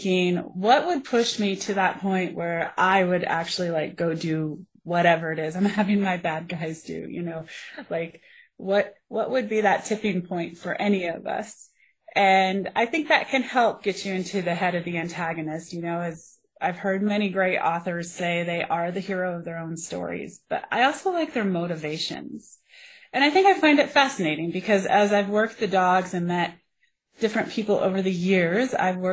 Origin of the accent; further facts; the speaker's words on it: Colorado, United States; I grew up here in Colorado. I'm a Colorado native